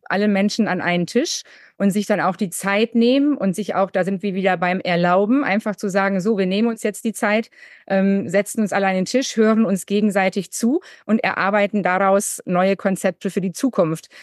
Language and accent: German; Münsterland, North Rhine-Westphalia, Germany; ich komme jetzt natürlich aus Westfalen-Lippe, auch aus dem Münsterland